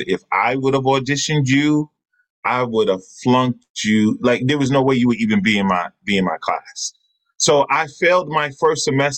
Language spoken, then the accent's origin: English; Queens, New York, United States; So my brother, I grew up in Jamaica, Queens.